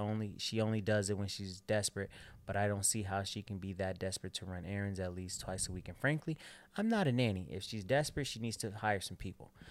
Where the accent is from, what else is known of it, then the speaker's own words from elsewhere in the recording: Chicago, Illinois, United States; I'm from Chicago